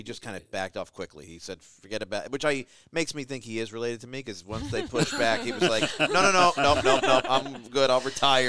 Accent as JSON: {"language": "English", "country": "Argentina", "said": "Argentinians, we are, let me see if I get this right, we are Italians speaking bad Spanish, acting like we're British."}